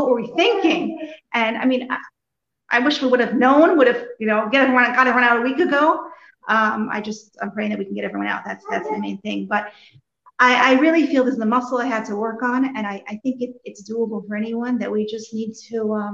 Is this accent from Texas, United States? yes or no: no; Morristown, New Jersey, United States; moved away as an adult; now in Chernihiv, Ukraine; I grew up in Morristown, New Jersey.